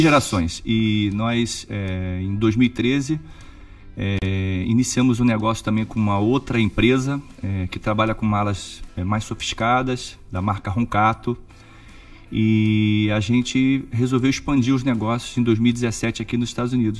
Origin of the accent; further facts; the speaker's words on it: Rio de Janeiro, Brazil; moved away as an adult; now in Orlando, United States; sou do Rio de Janeiro, é, minha família é tradicional no Rio de Janeiro